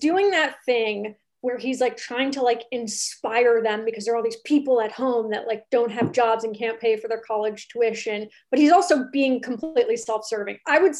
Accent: California, United States; I'm from California.

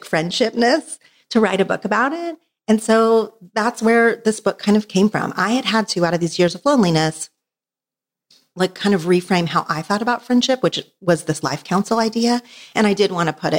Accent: Oklahoma, United States; now in Los Angeles, United States; I did grow up in Oklahoma

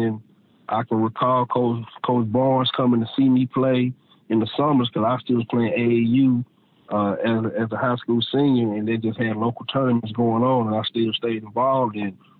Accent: Arkansas, United States; growing up in Arkansas

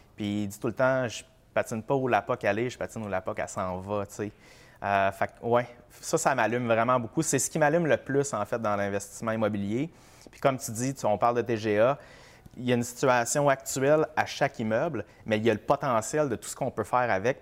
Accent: Sherbrooke, Quebec, Canada; now in Brossard, Canada; moi, j'habite Brossard, je suis originaire de Sherbrooke

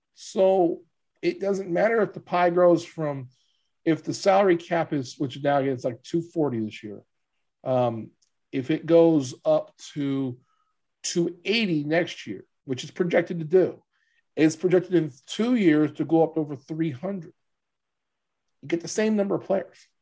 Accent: Hammond, Louisiana, United States; this is my hometown shout out a little bit.

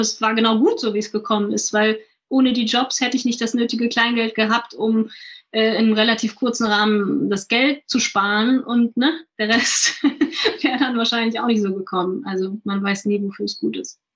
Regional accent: Germany; bei uns in Deutschland

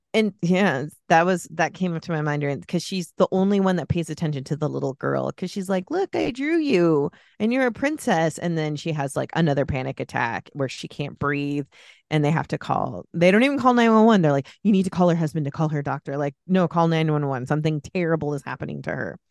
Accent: the Bay Area, California, United States; I grew up in the Bay Area

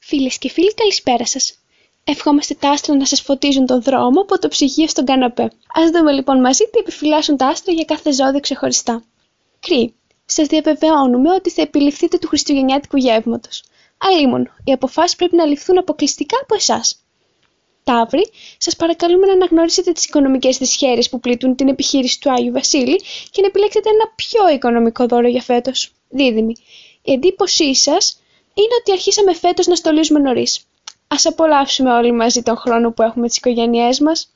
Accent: Moldova; Greek is a second language; moved away; Ναι, είμαι από τη Μολδαβία

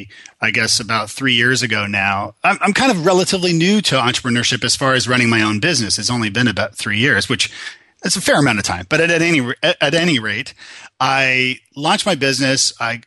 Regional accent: Toronto, Ontario, Canada; now in Nashville, United States; I am Canadian from Toronto, originally born and bred, and I had a little trip to Ireland where I met this wonderful woman from Tennessee, of all places, and years later ended up marrying her and living here in lovely Nashville, Tennessee.

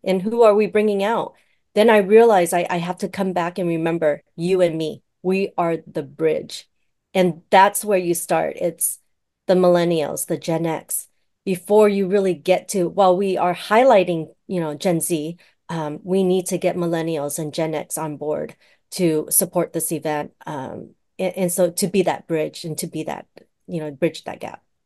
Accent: United States; I was born here, right, in the States

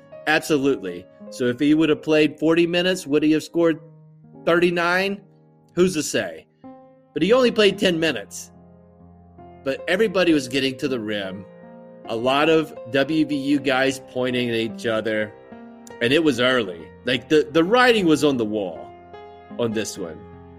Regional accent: West Virginia, United States; I am born and raised in West Virginia.

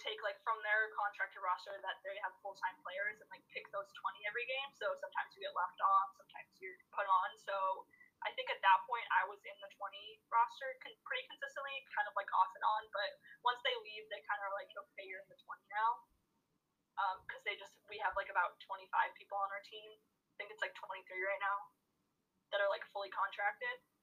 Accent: Chicago, Illinois, United States; moved away as an adult; also born or lived in Los Angeles, California; I got drafted to my hometown

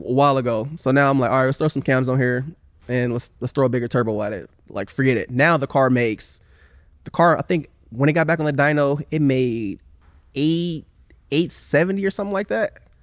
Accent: Oakland, California, United States; moved away as an adult; now in Sacramento, United States; I grew up in West Oakland

